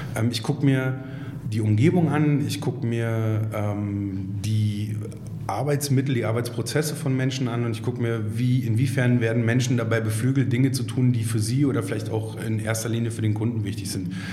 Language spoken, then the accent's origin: German; Berlin, Germany; gebürtiger Berliner, was in Berlin gar nicht mehr so oft zu finden ist